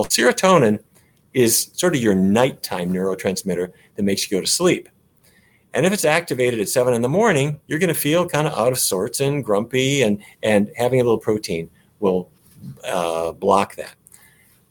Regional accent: Fargo, North Dakota, United States; I grew up in Fargo

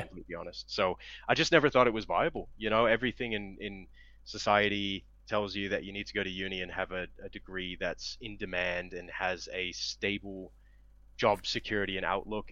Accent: Cleveland, Ohio, United States; moved away as an adult; now in Australia; I'm originally from Cleveland, Ohio, in the U.S.

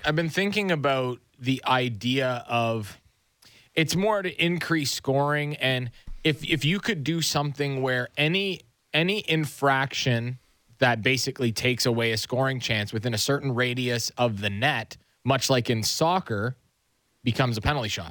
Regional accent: Nobleton, Ontario, Canada; My hometown

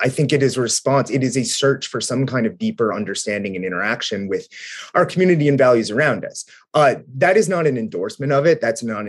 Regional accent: Southwestern Ohio, United States; the conservatism that I grew up in Southwestern Ohio around

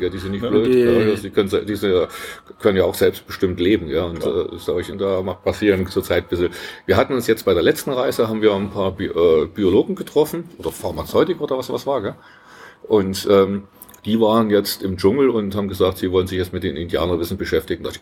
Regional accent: East Germany, Germany; Wir hatten ja keine andere Sprachkenntnisse, keine Ahnung von anderen Kulturen als Ostdeutsche.

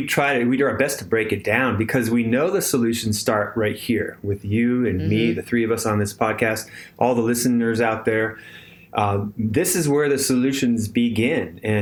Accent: California, United States; moved away as an adult; now in Tennessee, United States; when I was growing up in California

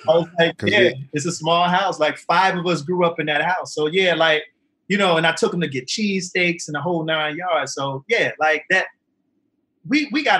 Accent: Philadelphia, Pennsylvania, United States; I came from Southwest Philadelphia. Oh. I live on 59th and Belmar Terrace

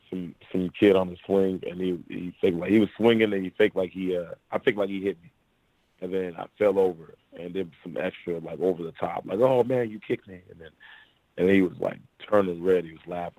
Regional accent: Memphis, Tennessee, United States; also born or lived in Portland, Oregon / Orlando, Florida; I'm from Memphis, Tennessee

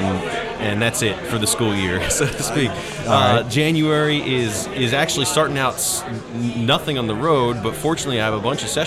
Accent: Pennsylvania, United States; I grew up in Pennsylvania

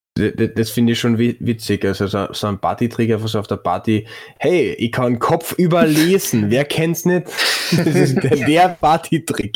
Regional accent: Klagenfurt, Carinthia, Austria; ich bin Klagenfurter. Da lege ich großen Wert drauf, äh, dass ich kein Villacher bin

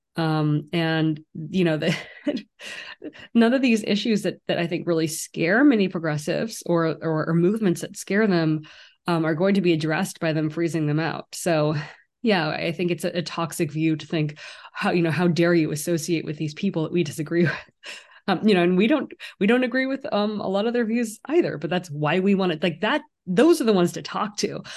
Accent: San Francisco Bay Area, California, United States; now in New York City, United States; I also grew up in the San Francisco Bay Area

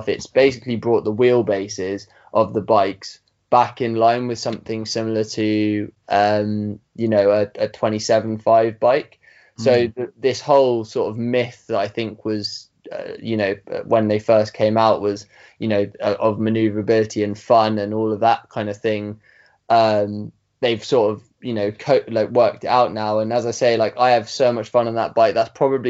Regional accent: Surrey Hills, South East England, United Kingdom; I grew up in the Surrey Hills in the southeast of England

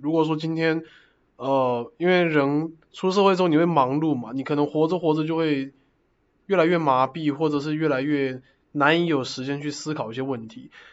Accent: Taoyuan, Taiwan; moved away as an adult; also born or lived in Taichung; now in Zhonghe, Taiwan; 我是桃园人， 但我现在住在中和

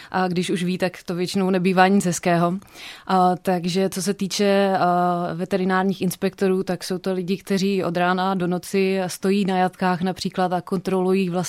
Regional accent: Opava, Moravian-Silesian Region, Czechia; now in Olomouc, Czech Republic; pocházím původně z Opavy.

